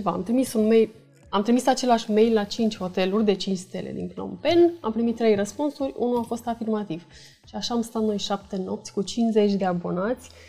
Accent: Romania; moved away as an adult; suntem un cuplu din România

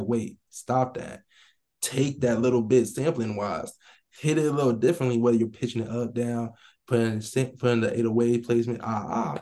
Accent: Central New Jersey, United States; me growing up in Jersey, I listened to Jersey Club

